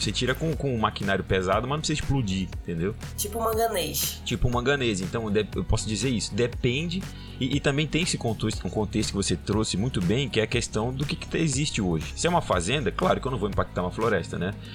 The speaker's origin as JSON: {"language": "Portuguese", "town": "Belém", "region": "Pará", "country": "Brazil", "also_born_or_lived": "Trombetas / Carajás", "said": "morei em Trombetas, morei em Carajás, mas eu sou de Belém, tenho uma realidade aqui, meu pai era lá de Monte Alegre"}